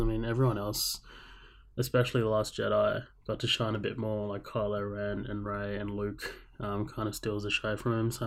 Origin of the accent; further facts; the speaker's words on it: Australia; accent: Australian; I know I have an Australian accent and, you know, I'm from Australia